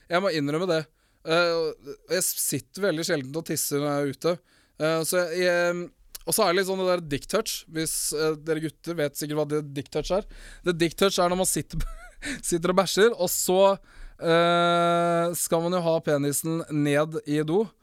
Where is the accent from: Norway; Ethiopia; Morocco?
Morocco; Men ja, jeg er fra Marokko. Ikke fra Mexico. Jeg er halvt samisk og halvt fra Marokko.